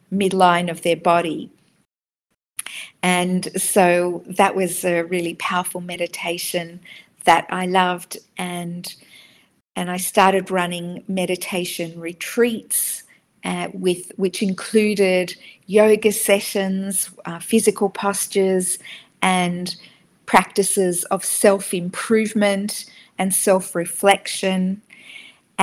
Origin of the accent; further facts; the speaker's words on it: Sydney, New South Wales, Australia; moved away as an adult; I grew up in Sydney, and my parents are Israeli